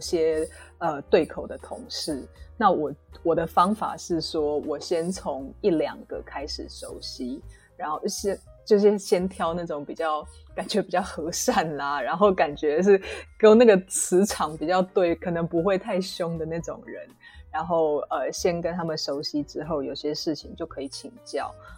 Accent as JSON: {"language": "Chinese", "country": "Taiwan", "said": "因为我是台湾人，所以我比较知道台湾的状况"}